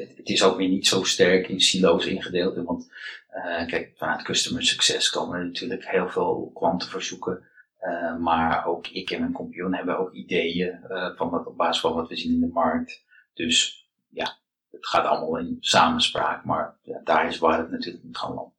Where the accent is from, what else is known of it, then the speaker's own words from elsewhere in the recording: Amsterdam, North Holland, Netherlands; ik ben eh, geboren en getogen in Amsterdam